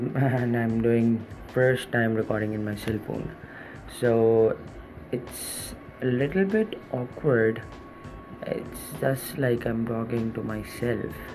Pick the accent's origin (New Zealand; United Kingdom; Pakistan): Pakistan; I'm from Pakistan